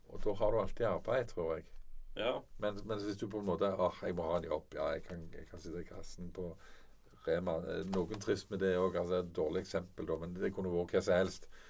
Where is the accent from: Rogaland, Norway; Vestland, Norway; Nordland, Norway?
Rogaland, Norway; Sola; also born or lived in Bærum; now in Jæren, Norway; Jeg er egentlig født i Bærum da vi vokste opp på Sola.